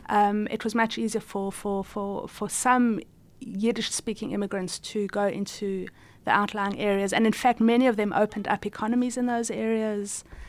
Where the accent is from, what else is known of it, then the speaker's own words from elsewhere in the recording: South Africa; I was born in South Africa